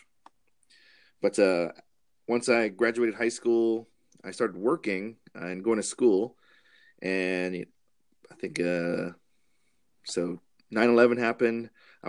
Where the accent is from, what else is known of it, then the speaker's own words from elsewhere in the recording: Hawaii, United States; moved away as an adult; now in Ellensburg, United States; I grew up in Hawaii